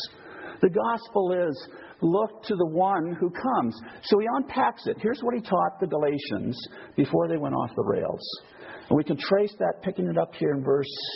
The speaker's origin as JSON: {"language": "English", "country": "United States", "also_born_or_lived": "Idaho", "moved": "yes", "said": "I come from the United States"}